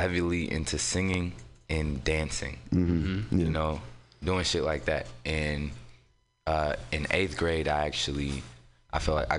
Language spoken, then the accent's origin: English; San Francisco, California, United States; born or raised there; also born or lived in Oakland